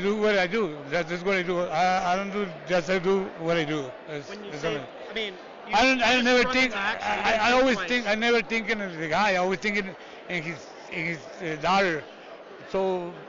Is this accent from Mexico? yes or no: yes; Tijuana, Baja California, Mexico; English is a second language; I grew up in Tijuana, my hometown